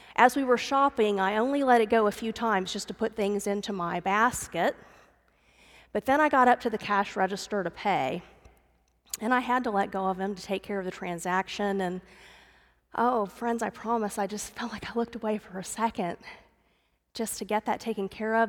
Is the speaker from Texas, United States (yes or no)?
yes; Dallas, Texas, United States; I grew up in the Dallas area